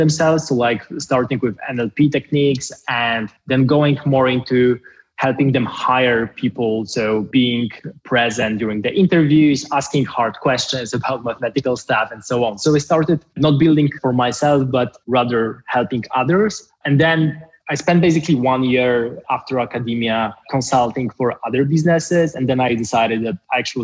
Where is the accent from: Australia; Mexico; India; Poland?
Poland; moved away as an adult; also born or lived in Paris / Oxford; in my home country, in a place where I was born